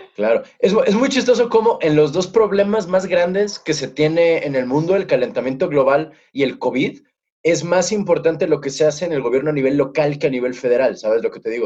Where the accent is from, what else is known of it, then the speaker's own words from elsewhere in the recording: Mexico City, Mexico; moved away; somos chilangos este, nacidos y crecidos